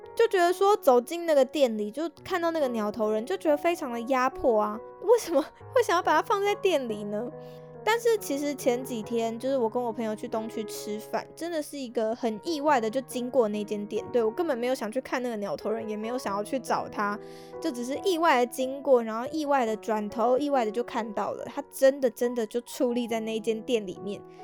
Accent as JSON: {"language": "Chinese", "region": "Taipei", "country": "Taiwan", "tie": "born or raised there", "said": "身为土生土长的台北人"}